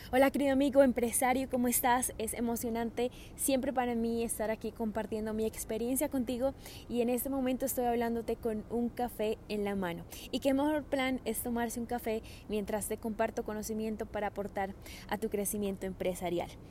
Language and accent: Spanish; Colombia; moved away as an adult; also born or lived in Australia; cuando me vine de Australia a vivir nuevamente a Colombia